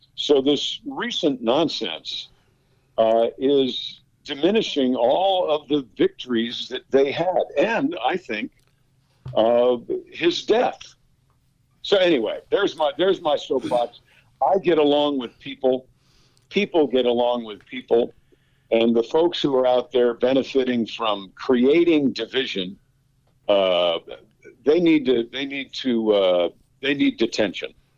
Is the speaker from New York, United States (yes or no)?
yes; Westchester County, New York, United States; moved away; also born or lived in Georgia; I'm from New York